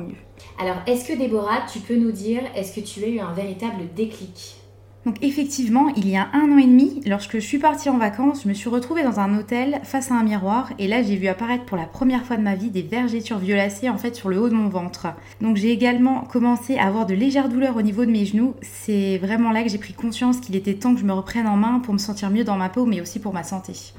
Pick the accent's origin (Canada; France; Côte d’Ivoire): France; Vosges, Grand Est; je suis originaire des Vosges